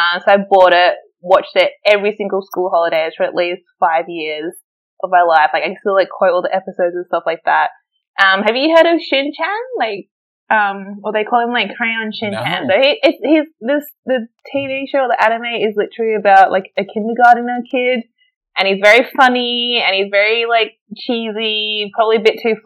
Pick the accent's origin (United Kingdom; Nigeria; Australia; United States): Australia; moved away as an adult; now in Berlin, Germany; me growing up in Australia